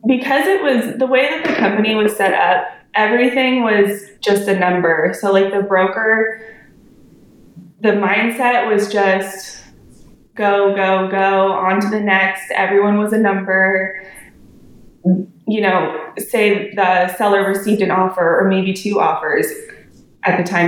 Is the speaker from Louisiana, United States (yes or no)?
no; San Diego, California, United States; now in Dallas-Fort Worth, United States; I'm a realtor in the Dallas Fort Worth area of Texas. I'm originally from San Diego